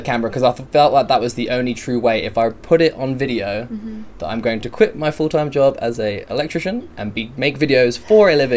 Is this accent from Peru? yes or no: no; Biggleswade, East of England, United Kingdom; moved away as an adult; now in Australia; So I moved from a small town in the UK, a place called Bedfordshire. Biggleswade is the town, tiny little place. Love all my friends there.